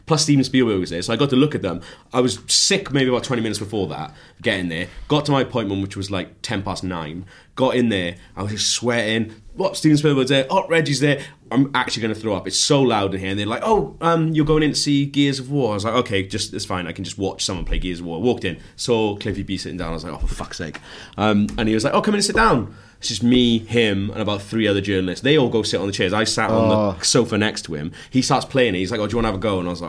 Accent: Wales, United Kingdom; I'm Welsh, so I just think everyone's just moaning. And like, we don't really have that in Wales.

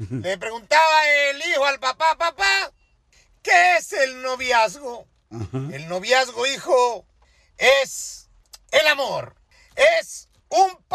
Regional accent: Acapulco, Guerrero, Mexico; Yo estoy en mi pueblo querido, en Acapulco

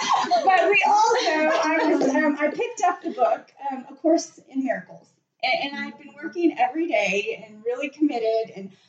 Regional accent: the Rio Grande Valley, South Texas, United States; I grew up in the Valley, South Texas. I'm a South Texas girl.

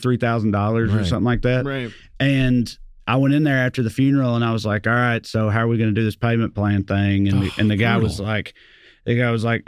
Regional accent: Salina, United States; born or raised there; accent: Southern; moved away

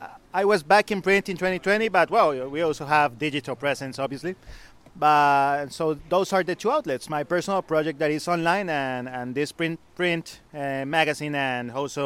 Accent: Colombia; English is a second language; moved away as an adult; also born or lived in Mexico; I grew up in Colombia. Then I live in Mexico. Then I went back to Colombia

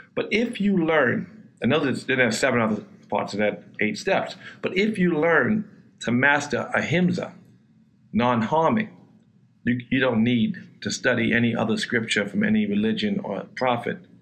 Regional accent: New York City, New York, United States; I grew up in Queens. Um, it was a lower middle class neighborhood.

